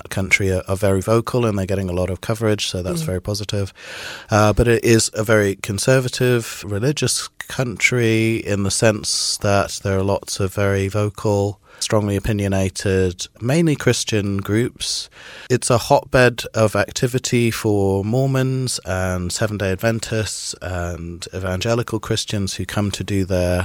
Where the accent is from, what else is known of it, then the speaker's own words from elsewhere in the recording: Trinidad & Tobago; also born or lived in Midlands, United Kingdom; I was born in the Midlands in the UK, and then when I was about 4, we moved to Trinidad in the West Indies, which is where my father's from